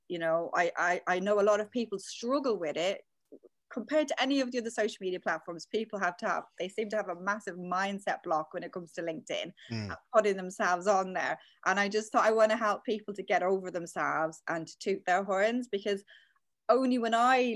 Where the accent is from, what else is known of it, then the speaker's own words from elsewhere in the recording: Dublin, Leinster, Ireland; moved away as an adult; also born or lived in London; now in United Kingdom; back in Ireland, I'm from Dublin, I studied English and French at uni.